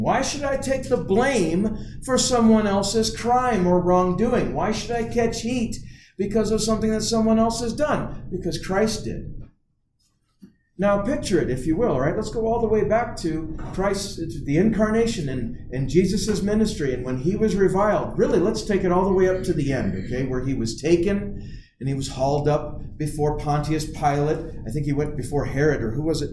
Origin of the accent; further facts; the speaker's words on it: United States; we, as Americans